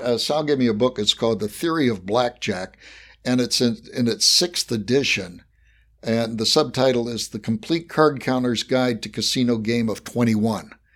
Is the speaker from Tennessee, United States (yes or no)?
no; West Virginia, United States; accent: Appalachian; moved away; I was born in West Virginia, so I have mastered an Appalachian accent.